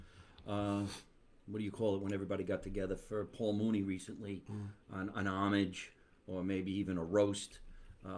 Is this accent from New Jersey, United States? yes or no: yes; New Jersey, United States; moved away as an adult; I first came here from New Jersey